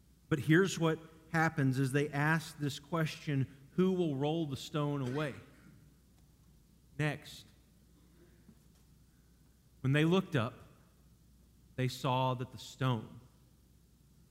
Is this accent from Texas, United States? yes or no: yes; Dallas, Texas, United States; also born or lived in Garland, Texas / Cleburne, Texas; growing up in Dallas area